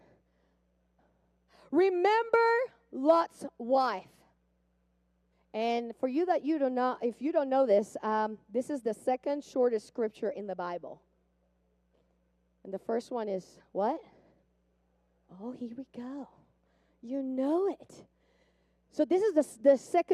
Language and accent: English; Puerto Rico; moved away; I grew up in Puerto Rico. I don't know if you hear the accent.